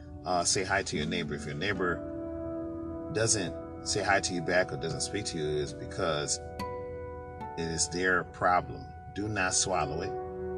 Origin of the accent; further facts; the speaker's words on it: New York, United States; I'm a people person because, you see, I'm originally from New York.